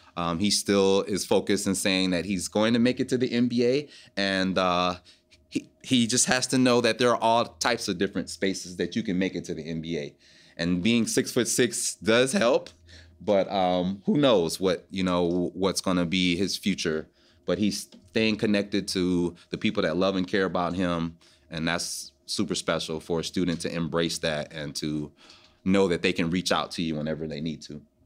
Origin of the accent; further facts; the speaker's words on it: Detroit, Michigan, United States; My hometown is Detroit, Michigan.